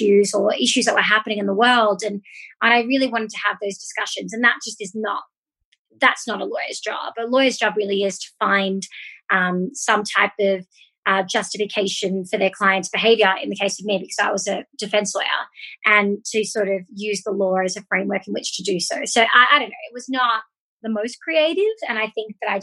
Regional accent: Australia; moved away as an adult; also born or lived in United States; now in Mexico; I am originally from Australia, but moved to the States in 2015, did a master's in the States

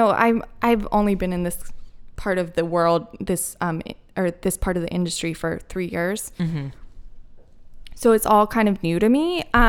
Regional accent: East Coast, United States; I was born and raised on the East Coast. I love the East Coast.

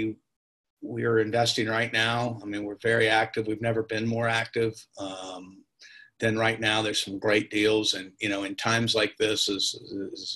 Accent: West Virginia, United States; moved away as an adult; now in Nashville, United States; Native of West Virginia, so most of my buddies that I grew up with live in Charlotte because that's where the jobs are. So I've been in Nashville for since 94

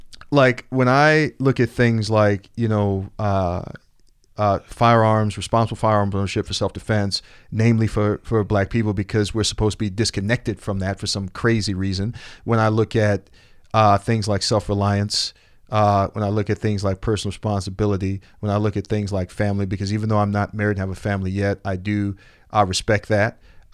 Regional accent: Roseland, Illinois, United States; But I grew up also in Roseland. I grew up working in what they call, I guess, a nuclear family.

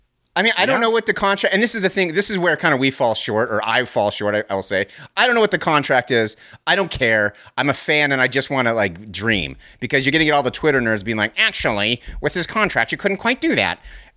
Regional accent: Utah, United States; born there; I was born in Utah.

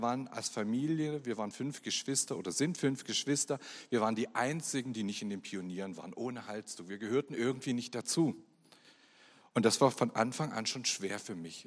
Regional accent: Germany; Ich bin geboren in der DDR und bin dort auch aufgewachsen

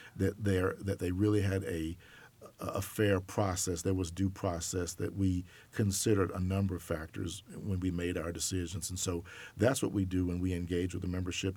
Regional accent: Auburn, Alabama, United States; moved away as an adult; also born or lived in New York; I grew up in Auburn, Alabama.

